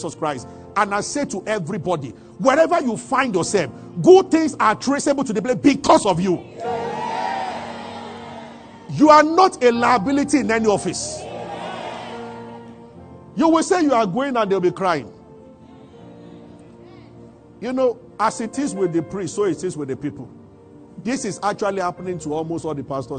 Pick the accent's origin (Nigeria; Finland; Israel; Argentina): Nigeria; Abuja, Federal Capital Territory; we grew up together in Abuja